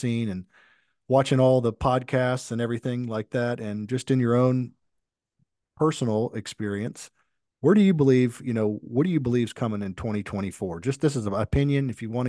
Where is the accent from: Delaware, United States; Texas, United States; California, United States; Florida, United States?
Florida, United States; my own city where I grew up in Florida